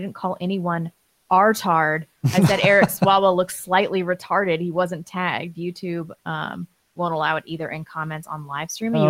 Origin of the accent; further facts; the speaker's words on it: Canada; as a Canadian, I want to tell the other fellow Canadians